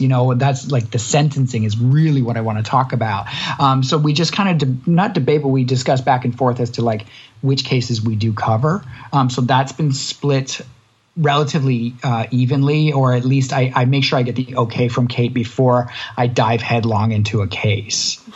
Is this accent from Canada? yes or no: yes; Canada; quite close to home for someone in Canada.